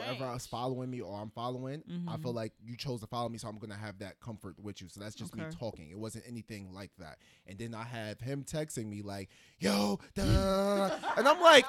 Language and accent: English; the South, United States; moved away; also born or lived in New York; I also kind of grew up in the South